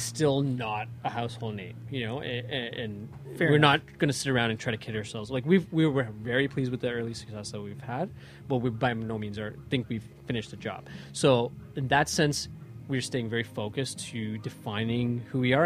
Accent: Toronto, Ontario, Canada; Canadian born, Toronto born, Scarborough kid, you know, growing up in the city and living in the city and making my home

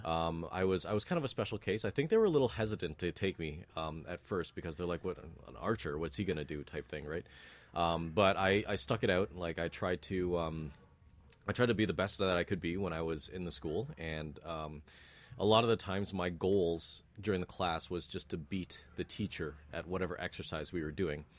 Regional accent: Toronto, Ontario, Canada; also born or lived in North York; born in North York, but raised in Scarborough

